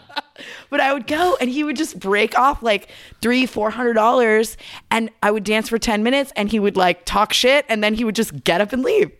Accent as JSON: {"language": "English", "region": "Southern California", "country": "United States", "tie": "born or raised there", "said": "I grew up here in Southern California."}